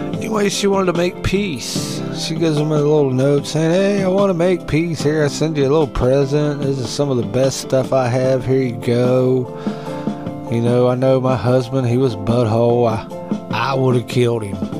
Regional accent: West Virginia, United States; I can go back to West Virginia

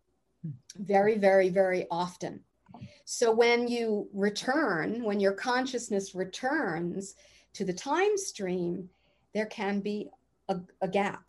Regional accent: East Coast, United States; moved away; I'm from the East Coast too originally

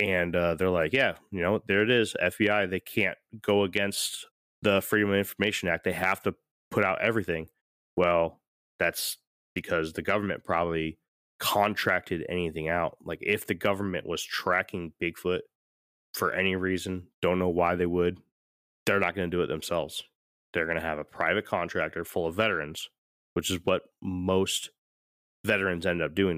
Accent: St. Petersburg, Florida, United States; moved away; also born or lived in Connecticut; I'm from, I'm from Saint Pete, Tampa, right? I mean, I was born in Connecticut, but I spent a good amount of my time in Saint Petersburg, which is right next to Tampa

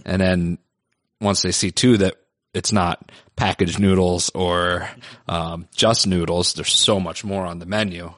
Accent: Philadelphia, Pennsylvania, United States; now in New York, United States; I'm from Philly

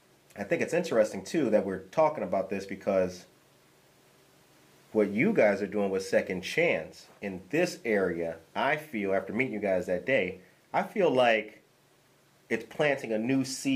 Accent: Harvey, Illinois, United States; also born or lived in west side of Chicago; I grew up in Harvey, but in a real rough time in my life, I stayed on Maypole and Costner at my auntie house on the west side.

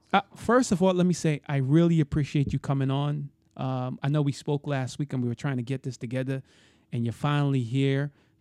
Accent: New York City, New York, United States; now in Florida, United States; I'm from Brooklyn. So you're not too far from me. But I live in Florida now. I left, but I never came back.

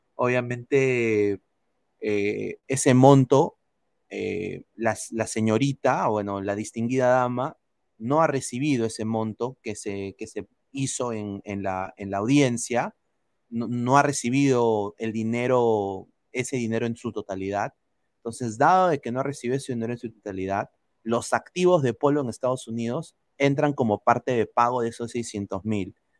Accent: Peru; now in United States; soy peruano

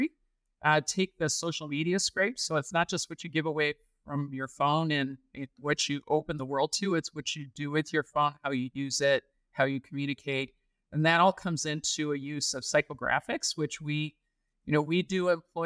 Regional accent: Michigan, United States; now in Texas, United States; I grew up in Michigan

